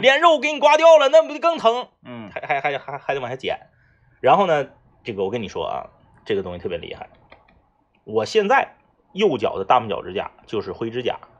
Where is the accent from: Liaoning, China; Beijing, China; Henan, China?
Liaoning, China; 我回到我这个辽宁的农村老家